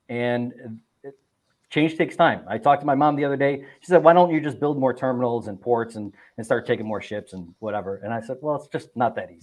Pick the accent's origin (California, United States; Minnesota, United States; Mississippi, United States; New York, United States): New York, United States; Buffalo; I'm from Buffalo, New York